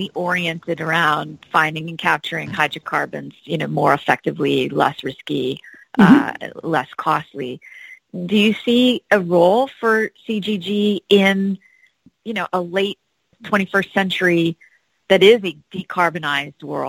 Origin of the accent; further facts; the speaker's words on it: Hawaii, United States; now in Houston, United States; growing up on Hawaii